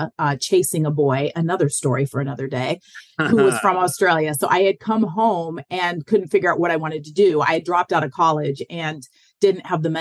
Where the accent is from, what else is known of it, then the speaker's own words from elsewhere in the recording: Denver, Colorado, United States; my hometown of Denver